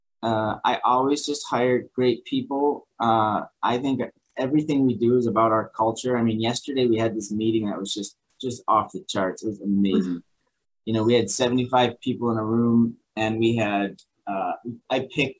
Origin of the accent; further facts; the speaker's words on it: Buffalo, New York, United States; moved away as an adult; now in Virginia, United States; I was from Buffalo. And as much as I love being a Buffalo kid, I always will be.